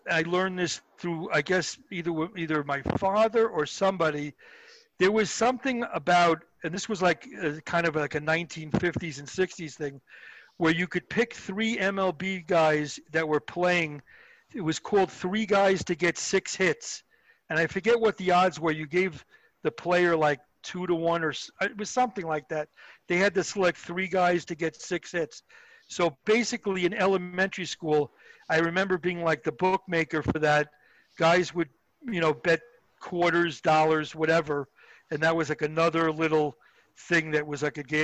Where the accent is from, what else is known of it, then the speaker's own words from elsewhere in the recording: Long Island, New York, United States; I grew up in Long Island